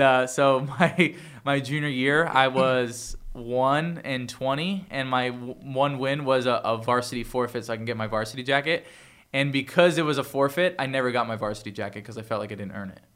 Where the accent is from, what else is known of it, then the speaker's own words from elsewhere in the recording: Toms River, New Jersey, United States; moved away as an adult; also born or lived in Bayville, New Jersey; I grew up in Jersey